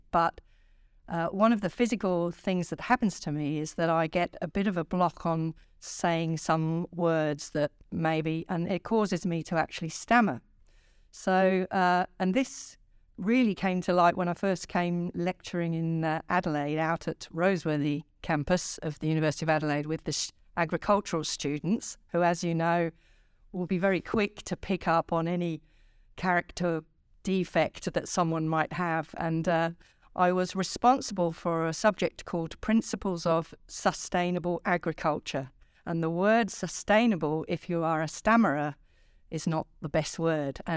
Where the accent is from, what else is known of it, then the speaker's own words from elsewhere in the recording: England, United Kingdom; also born or lived in London / Singapore; I was born in London, so really in the south of England, and uh, shortly after that, my father was posted to Singapore. So I spent uh, the first probably four or five years of my childhood in in Singapore